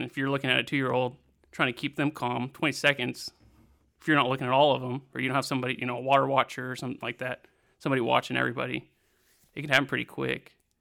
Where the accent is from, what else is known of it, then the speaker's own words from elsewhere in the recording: Siloam Springs, Arkansas, United States; My hometown of Silent Springs, Arkansas